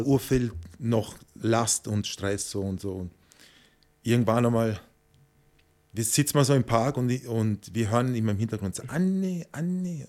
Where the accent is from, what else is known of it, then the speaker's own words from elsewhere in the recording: Vienna, Austria; moved away as an adult; also born or lived in Tenerife, Spain; Ich bin Wiener